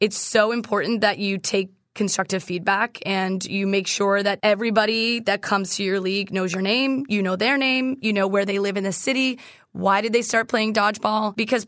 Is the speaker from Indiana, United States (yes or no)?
no; Massachusetts, United States; So we didn't play dodgeball in school. I'm from Massachusetts.